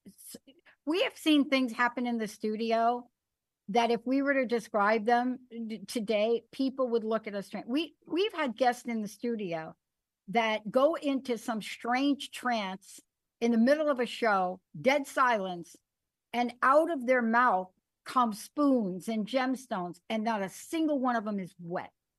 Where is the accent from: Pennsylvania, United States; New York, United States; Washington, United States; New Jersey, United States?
New York, United States; New York City; I'm a kid from the Bronx. I had a rough childhood